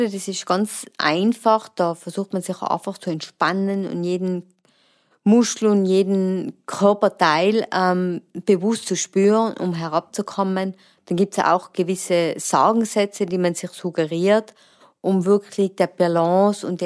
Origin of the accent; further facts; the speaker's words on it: Imst, Tyrol, Austria; ich komme aus der Region Imst und betreibe das Klettern mit Leidenschaft.